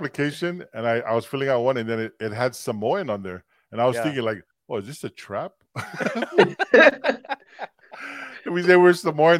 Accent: Philippines; I'm Filipino.

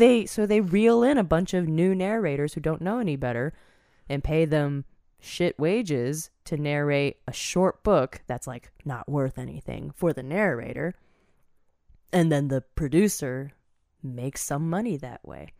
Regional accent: Virginia, United States; I grew up in Virginia

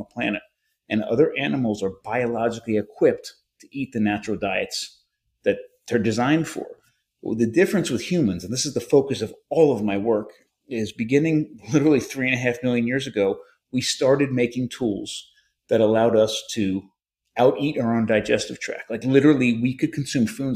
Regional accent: United States; I'm an American

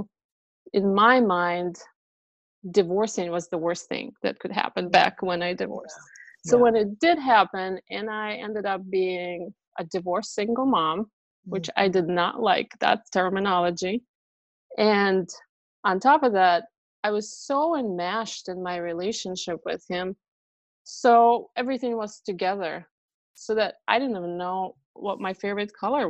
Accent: Russia; English is a second language; moved away as an adult; My mom, my sister, and myself, we immigrated from Russia to join the rest of our family

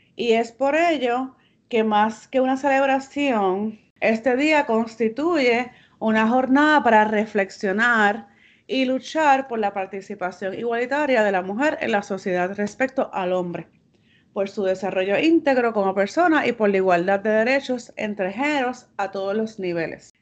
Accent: Bayamón, Puerto Rico; Yo tengo raíces del campo de Naranjito y de la ciudad de Santurce. Y soy nacida y criada en Bayamón.

